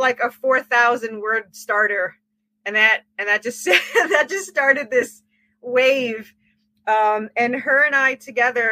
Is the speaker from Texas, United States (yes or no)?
no; Long Island, New York, United States; I'm originally from New York, Long Island.